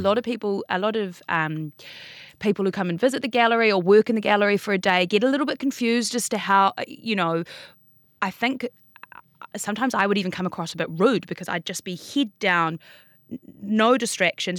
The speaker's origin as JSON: {"language": "English", "region": "Auckland", "country": "New Zealand", "tie": "born or raised there", "lives_now": "Wellington, New Zealand", "said": "I was born in Auckland. Uh-huh. I grew up in Auckland."}